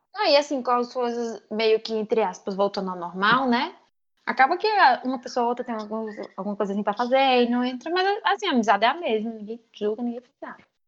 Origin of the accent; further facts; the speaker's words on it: Paraíba, Brazil; eu sou da Paraíba